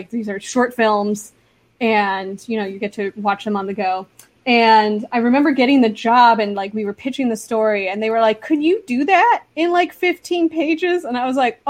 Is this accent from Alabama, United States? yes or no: no; Los Angeles, California, United States; I'm one of those weirdos who grew up in LA. Like I grew up in the San Fernando Valley and I just never left